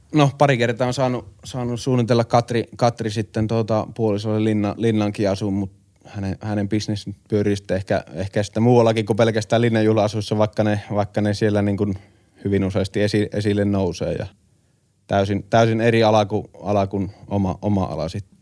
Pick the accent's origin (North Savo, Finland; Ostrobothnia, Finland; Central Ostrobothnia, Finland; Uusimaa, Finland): North Savo, Finland; Kuopio; meillä Kuopiossa